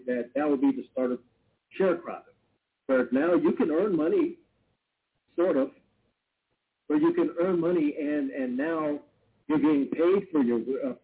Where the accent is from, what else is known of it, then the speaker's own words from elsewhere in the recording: California, United States; I live in California. It's my home state